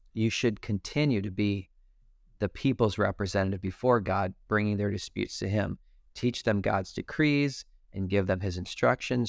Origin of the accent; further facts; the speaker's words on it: Detroit, Michigan, United States; now I'm from Detroit